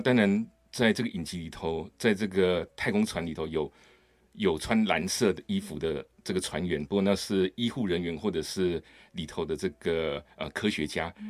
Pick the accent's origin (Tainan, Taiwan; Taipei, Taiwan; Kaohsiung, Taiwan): Kaohsiung, Taiwan; now in Hsinchu, Taiwan; 我是高雄人